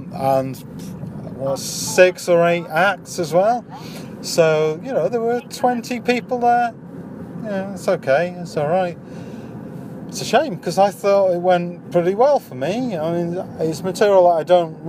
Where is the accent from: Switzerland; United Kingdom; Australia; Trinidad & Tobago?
United Kingdom; Wakefield, Yorkshire and the Humber; moved away; also born or lived in Dunstable; I'm from a little place called Wakefield in Yorkshire.